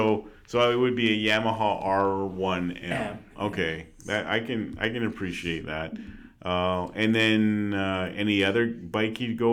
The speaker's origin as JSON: {"language": "English", "town": "Calgary", "region": "Alberta", "country": "Canada", "tie": "born or raised there", "said": "I grew up here in Calgary"}